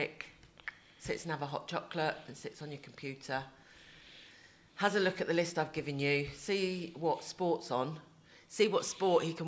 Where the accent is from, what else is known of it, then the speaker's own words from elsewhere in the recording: England, United Kingdom; now in Spain; we're English